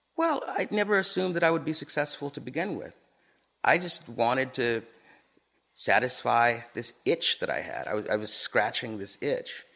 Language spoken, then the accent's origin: English; Los Angeles, California, United States; moved away as an adult; also born or lived in Harlem, New York; I grew up in Los Angeles, a very car driven culture